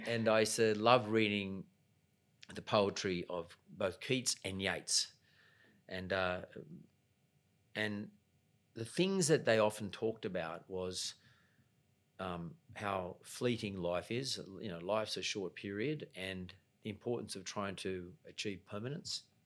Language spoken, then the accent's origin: English; Sydney, New South Wales, Australia; I'm a kid, grew up in the west suburbs of Sydney. I grew up in Punch Bowl, went to school in Lakemba.